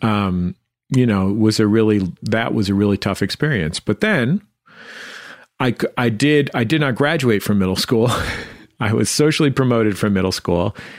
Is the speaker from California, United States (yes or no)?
yes; San Francisco, California, United States; I grew up in the Mission District of San Francisco